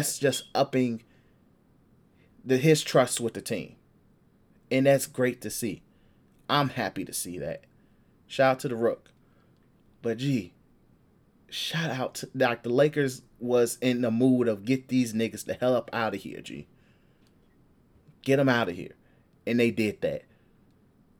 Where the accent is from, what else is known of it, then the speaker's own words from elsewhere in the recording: Chicago, Illinois, United States; Southside Chicago, G. We groom hoopers here